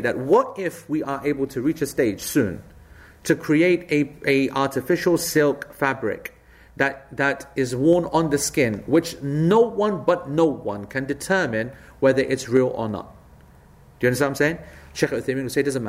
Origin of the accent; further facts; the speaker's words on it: Ilford, London, United Kingdom; I was brought up on Ilford Bloody Lane